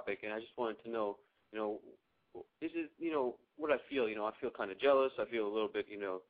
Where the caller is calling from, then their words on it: Los Angeles, California, United States; I'm calling from Los Angeles.